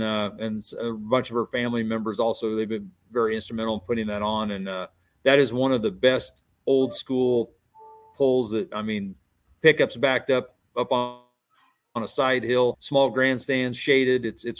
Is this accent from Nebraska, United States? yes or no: yes; Bridgeport, Nebraska, United States; we're doing our poll here in Bridgeport during our town celebration, our Camp Clark days